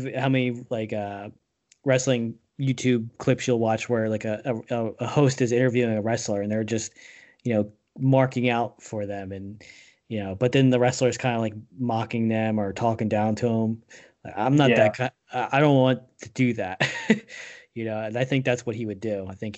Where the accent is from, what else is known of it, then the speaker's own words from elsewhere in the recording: East Coast, United States; I'm from the East Coast too